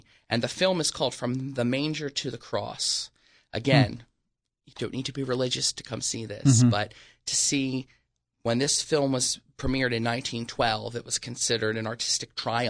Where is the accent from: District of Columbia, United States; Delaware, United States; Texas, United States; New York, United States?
Delaware, United States; Wilmington; Born and raised, Wilmington, Delaware.